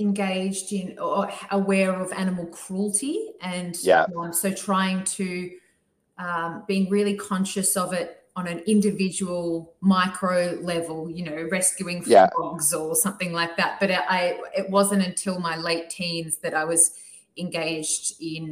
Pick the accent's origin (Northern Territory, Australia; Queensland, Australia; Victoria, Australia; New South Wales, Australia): Victoria, Australia; Melbourne; moved away as an adult; now in Sydney, Australia; So I was born in Melbourne, and I grew up about 25 to 30 minutes outside the city with my sister and parents.